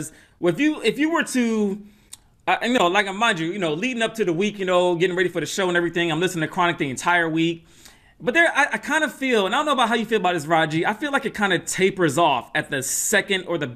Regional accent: Atlanta, Georgia, United States; I grew up in Atlanta

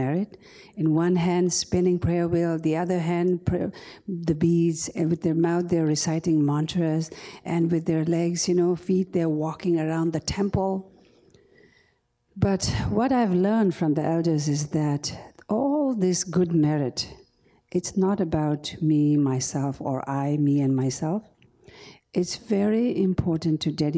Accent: India; the refugee camp that I was born and raised in India

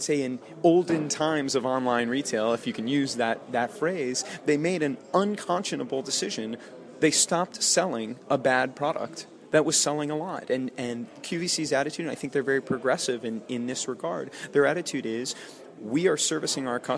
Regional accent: United States; moved away as an adult; also born or lived in Austin, Texas; now in London, United Kingdom; as an American moving to Europe

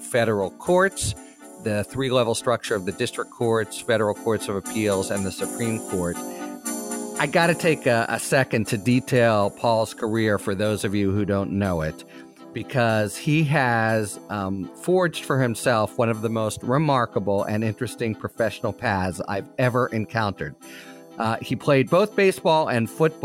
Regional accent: Pittsburgh, Pennsylvania, United States; my hometown Pittsburgh

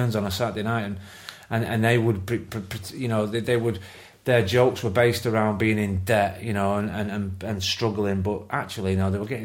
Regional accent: Salford, North West England, United Kingdom; moved away as an adult; now in York, United Kingdom; I am from Salford, Little Oakland. I grew up there

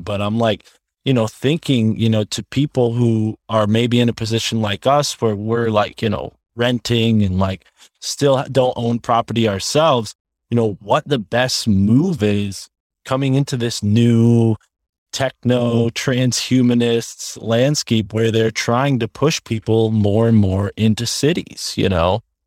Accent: Milford, Connecticut, United States; being in Connecticut my whole life

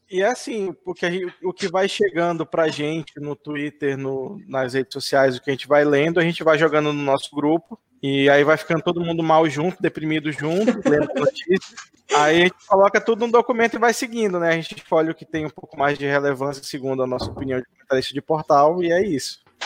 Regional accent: Manaus, Amazonas, Brazil; eu sou aqui de Manaus

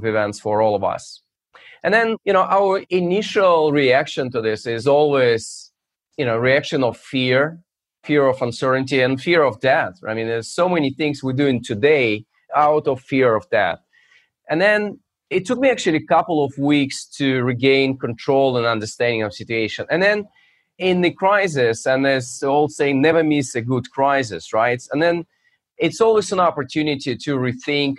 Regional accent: Russia; now in United States; So I'm originally from Russia, but my main geography is U.S.

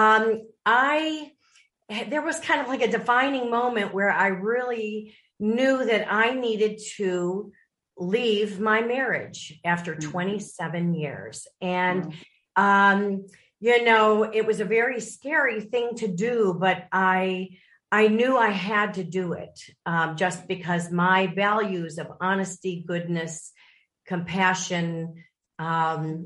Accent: Lake Forest, Illinois, United States; moved away as an adult; I grew up in Lake Forest, Illinois

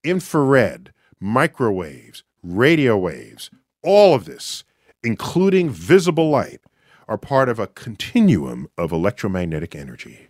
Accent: New York City, New York, United States; I hail from New York City, where I work, at the Hayden Planetarium

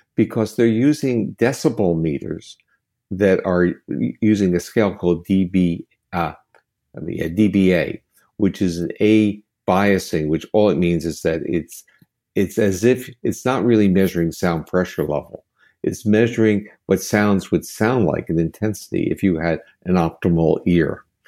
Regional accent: United States; as an American

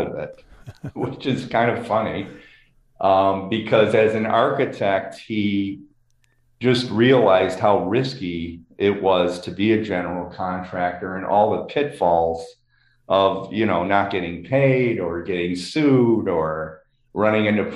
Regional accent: Chicago, Illinois, United States; I grew up in Lakeview in Chicago

